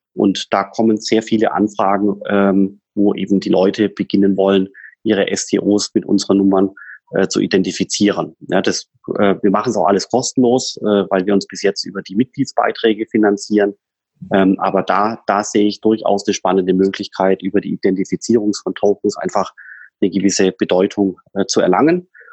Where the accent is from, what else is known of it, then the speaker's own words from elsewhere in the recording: Swabia, Germany; ich bin ja Schwabe